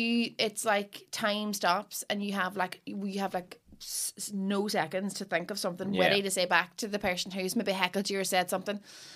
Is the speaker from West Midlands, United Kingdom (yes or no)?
no; Derry, Northern Ireland, United Kingdom; accent: Derry; my accent's from Derry.